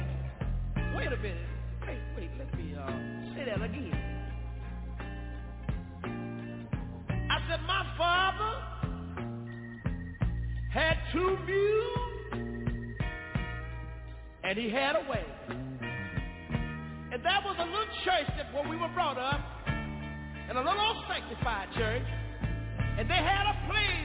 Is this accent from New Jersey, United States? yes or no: no; Tyler, Texas, United States; also born or lived in Galilee, Texas; I'm from Tyler, Texas. But that wasn't where I was born. I was born in a little community about 13 miles from Tyler